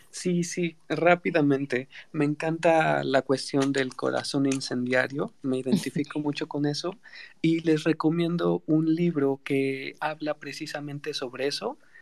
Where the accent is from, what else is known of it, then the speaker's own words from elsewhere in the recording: Tlaxcala, Mexico; yo soy de Tlaxcala